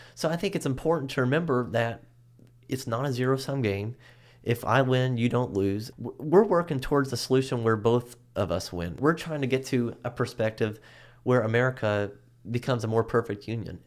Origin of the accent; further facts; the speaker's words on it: United States; as an American